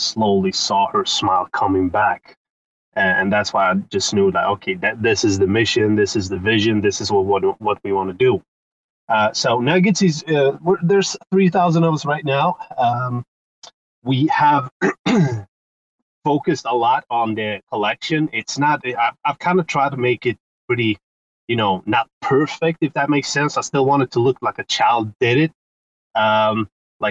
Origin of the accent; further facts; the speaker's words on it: Sweden; I'm from Sweden, 36, and I'm an entrepreneur here in Sweden.